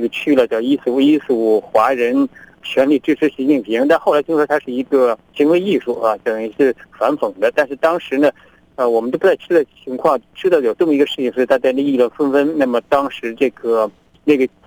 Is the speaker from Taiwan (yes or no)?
no; China; moved away as an adult; now in Australia; 我是中国人